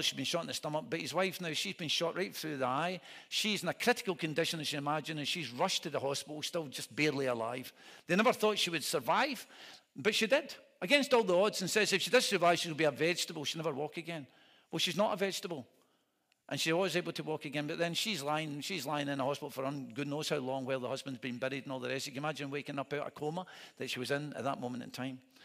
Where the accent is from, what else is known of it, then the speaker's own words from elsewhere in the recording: Scotland, United Kingdom; I'm a minister from Scotland